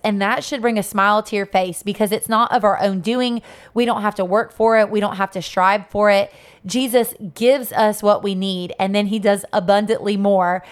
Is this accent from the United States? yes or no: yes; Sebring, Florida, United States; my hometown of Sebring, Florida